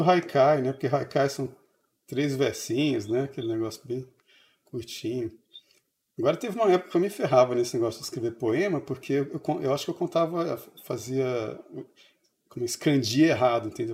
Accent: São Paulo, Brazil; moved away; also born or lived in Brasília; eu cresci em São Paulo

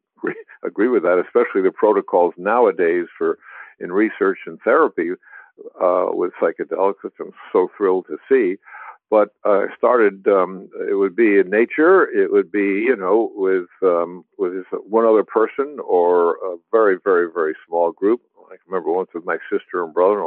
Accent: New York City, New York, United States; moved away as an adult; also born or lived in New Jersey; I was very young in New Jersey, and then we moved to Manhattan

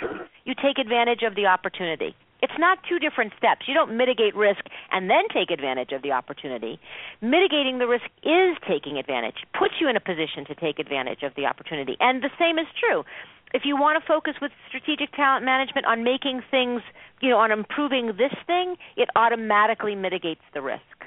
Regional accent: Boston, Massachusetts, United States; now in Cleveland, United States; I'm originally from Boston

